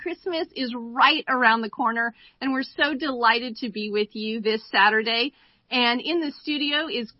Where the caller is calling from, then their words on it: Boise, Idaho, United States; And I am calling in from Boise, Idaho.